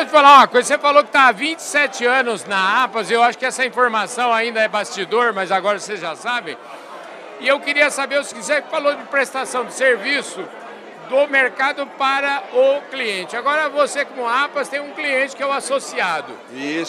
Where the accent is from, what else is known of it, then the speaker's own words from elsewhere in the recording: Porangaba, São Paulo, Brazil; como eu sou de Porangaba